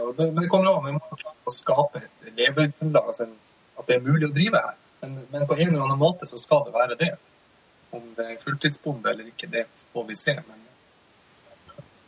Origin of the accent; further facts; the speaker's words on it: Tromsø, Troms, Norway; also born or lived in Oslo; både samboeren og jeg kommer fra, fra Tromsø